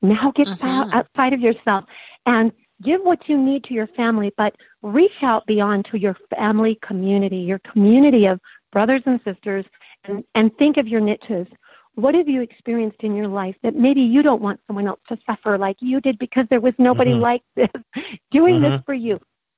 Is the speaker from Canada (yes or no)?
no; Coronado, California, United States; born there; By the way, I was born in Coronado, so San Diego is my original stomping ground at age two.